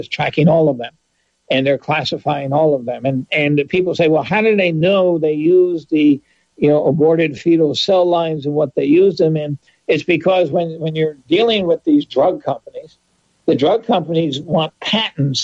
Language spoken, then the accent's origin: English; New York, United States; I grew up in New York State.